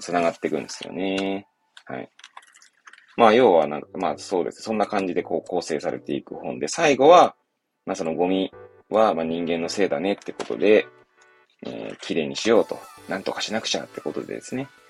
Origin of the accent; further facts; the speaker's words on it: Hachioji, Tokyo, Japan; 東京の八王子っていう、まあ、多摩地区っていうね、ちょっと外れの方にある、まあ、八王子で生まれ育った